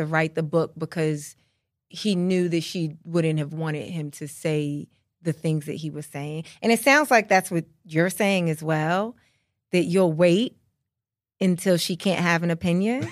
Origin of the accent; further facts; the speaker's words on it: United States; I am culturally a Black American